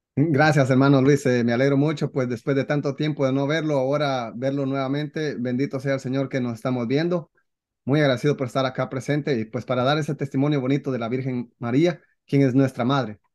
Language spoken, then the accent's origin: Spanish; Guatemala; en mi país, Guatemala, eh, somos un poco machistas